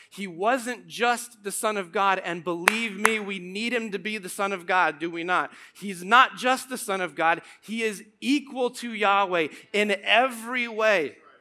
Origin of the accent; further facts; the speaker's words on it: Morton, Illinois, United States; also born or lived in Tremont, Illinois; I grew up in Morton and Tremont